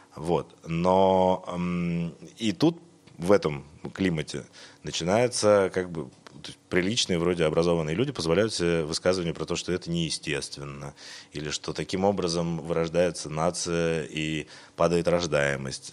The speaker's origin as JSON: {"language": "Russian", "town": "Irkutsk", "region": "Irkutsk Oblast", "country": "Russia", "also_born_or_lived": "Moscow", "moved": "as an adult", "said": "Я из Иркутска, я сибиряк"}